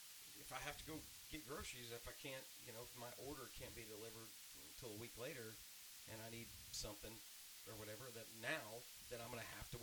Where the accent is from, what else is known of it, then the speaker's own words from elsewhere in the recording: Baton Rouge, Louisiana, United States; moved away; I grew up in Baton Rouge, Louisiana.